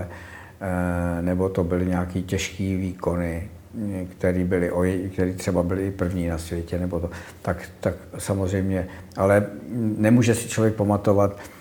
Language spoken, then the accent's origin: Czech; Prague, Czechia; also born or lived in Konojedy; já pocházím z Prahy